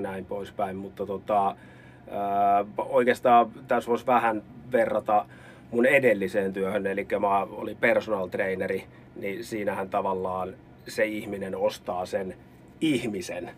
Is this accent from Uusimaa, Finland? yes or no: yes; Helsinki capital region, Uusimaa, Finland; now in Lappeenranta, Finland; mun puheessa tulee mä ja sä ja mie ja sieni, niin johtuu siitä, että mä oon pääkaupunkiseudulta kotoisin